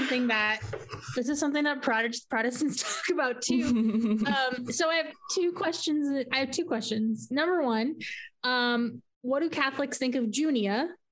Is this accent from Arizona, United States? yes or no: yes; Yuma, Arizona, United States; I growing up in Yuma, there's lots of Catholics because just like Italians being, Hispanic and Catholic is a cultural as much as it is religious.